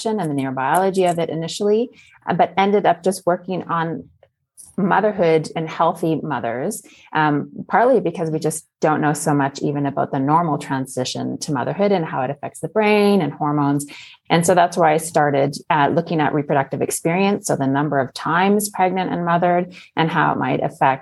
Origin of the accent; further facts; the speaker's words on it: Okanagan, British Columbia, Canada; moved away as an adult; also born or lived in Belgium / Netherlands / United States; now in France; I grew up in the Okanagan